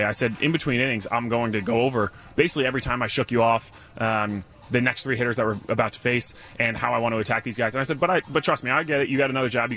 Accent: Rhode Island, United States; because I'm from Rhode Island

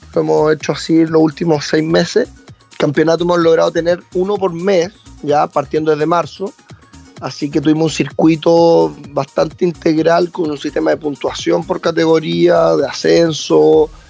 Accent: southern Chile, Chile; also born or lived in Viña del Mar, Chile / Santiago, Chile; Yo nací en Viña, pero, pero rápidamente mi familia, o sea, por parte de mi mamá es de Munco y, y, me vine a ir con ella desde muy temprano, ocho meses, un año, por ahí.

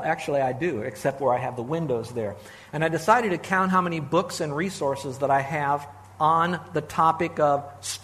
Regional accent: Miami, Florida, United States; I grew up in South Florida, Miami, actually.

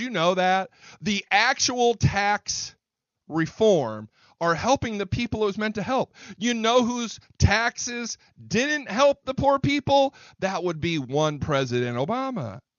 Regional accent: Indiana, United States; now in Texas, United States; I came from Indiana.

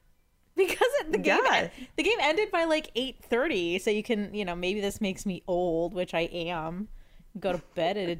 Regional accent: Washington, United States; my hometown football team

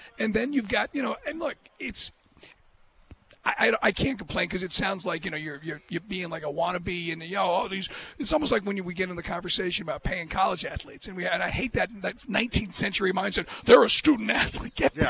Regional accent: Ireland; As an Irish guy, you know, we all have our dreams.

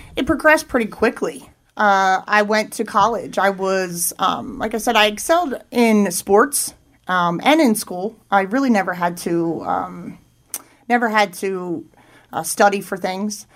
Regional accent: Thorndale, Pennsylvania, United States; I grew up in Chester County, uh, about 40 minutes from here. Uh, grew up in Thorndale, uh, which is in between Downingtown and Coatesville

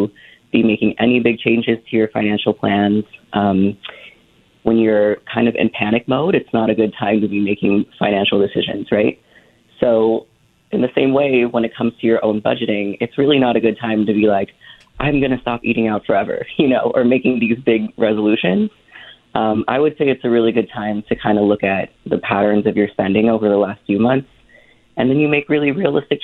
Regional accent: Philippines; I'm Filipino

